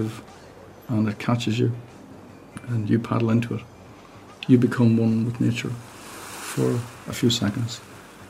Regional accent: Rossnowlagh, Donegal, Ulster, Ireland; I'm from Rasnaila in Donegal.

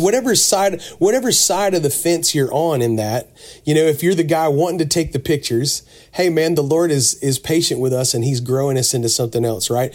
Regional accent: Pensacola, Florida, United States; now in Mount Juliet, United States; I grew up on the Gulf Coast down around Pensacola, Florida

